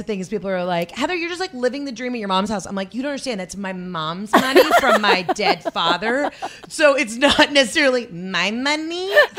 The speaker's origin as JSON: {"language": "English", "town": "Atlanta", "region": "Georgia", "country": "United States", "also_born_or_lived": "New York", "said": "Anyway, so everybody was from LA and nobody knew I was from Atlanta."}